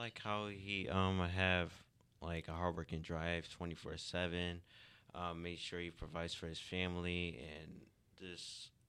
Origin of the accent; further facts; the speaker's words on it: Philadelphia, Pennsylvania, United States; I am from Philadelphia, Pennsylvania.